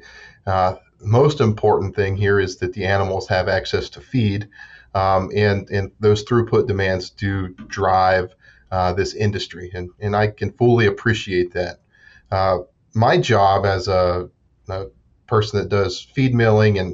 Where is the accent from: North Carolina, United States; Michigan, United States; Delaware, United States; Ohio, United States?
Ohio, United States; Southeast; moved away as an adult; also born or lived in West Virginia; now in Pennsylvania, United States; I grew up in Southeast Ohio on a small cow-calf